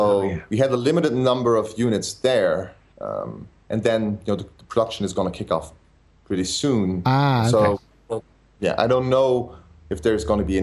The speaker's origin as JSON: {"language": "English", "country": "Belgium", "said": "I'm from Belgium"}